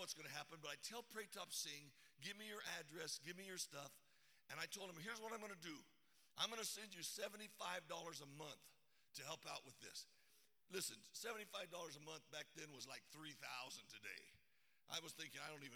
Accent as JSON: {"language": "English", "region": "Arizona", "country": "United States", "said": "I'm from Arizona"}